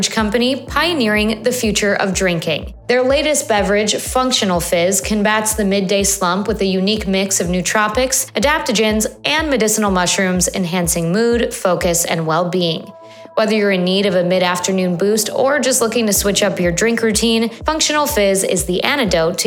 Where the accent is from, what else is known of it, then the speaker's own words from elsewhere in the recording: Chicago, Illinois, United States; I'm a native Chicagoan